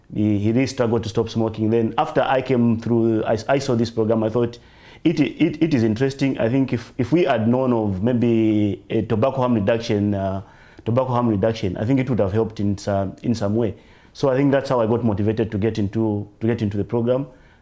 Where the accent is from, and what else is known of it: Zambia